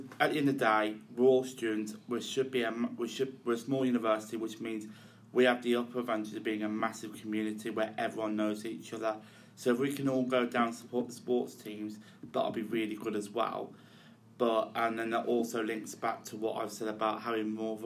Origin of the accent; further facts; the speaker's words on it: Chelmsley Wood, West Midlands, United Kingdom; I'm from Chelmsley Wood originally, before I started living on campus at Newman